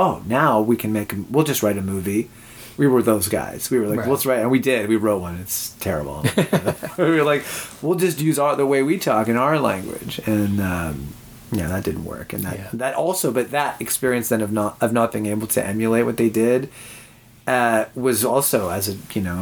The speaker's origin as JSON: {"language": "English", "town": "Winnipeg", "region": "Manitoba", "country": "Canada", "tie": "born or raised there", "also_born_or_lived": "Toronto", "moved": "as an adult", "said": "I'm born and raised in Winnipeg."}